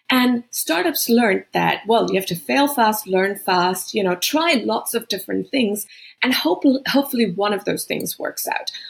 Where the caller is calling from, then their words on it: Boston, Massachusetts, United States; I'm in Boston. It's been home for a while, but actually, you know, I've just lived in so many countries.